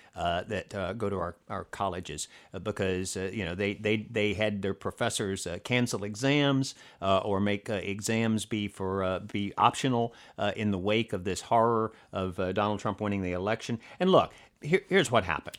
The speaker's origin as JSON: {"language": "English", "region": "Alabama", "country": "United States", "moved": "yes", "said": "I'm from Alabama originally"}